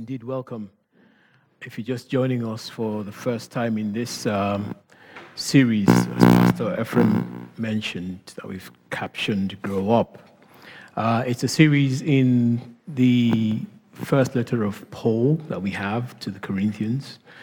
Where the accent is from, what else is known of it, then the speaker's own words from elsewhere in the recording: Nigeria; accent: Nigerian; thinking about my accent as I speak right now. You know, when I speak with certain people, I mean, the Nigerian in me comes out. I am Nigerian